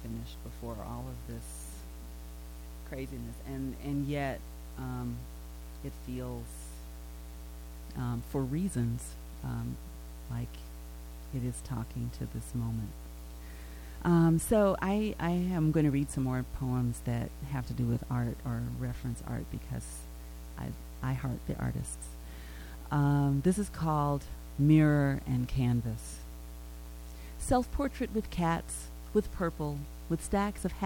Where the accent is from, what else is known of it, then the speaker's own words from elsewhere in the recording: Tennessee, United States; moved away; I grew up in Tennessee.